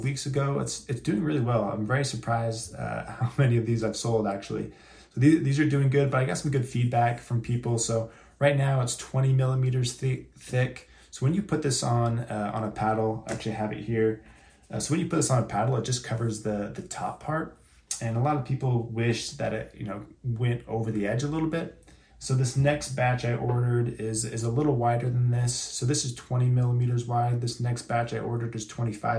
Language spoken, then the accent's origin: English; Boise, Idaho, United States; I'm from Boise, Idaho